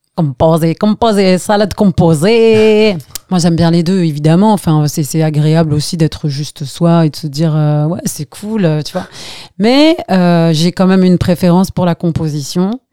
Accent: Algeria; also born or lived in Skikda; now in France; quand on est parti d'Algérie

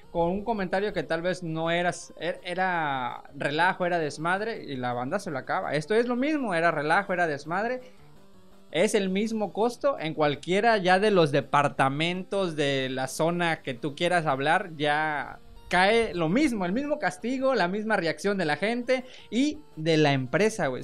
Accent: Mexico; ser mexicano

